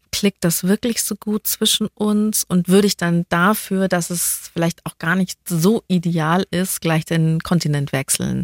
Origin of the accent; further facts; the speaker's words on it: Bavaria, Germany; als Bayer